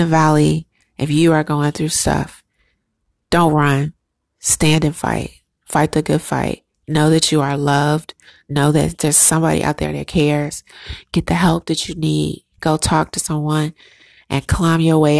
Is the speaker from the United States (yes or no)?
yes; United States; as a Black American woman